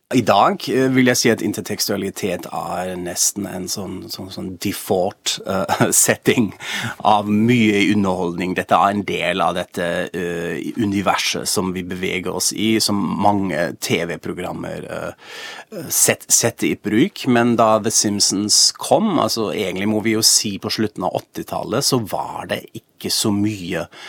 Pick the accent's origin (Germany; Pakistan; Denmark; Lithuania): Germany; now in Norway; jeg er jo fra Tyskland egentlig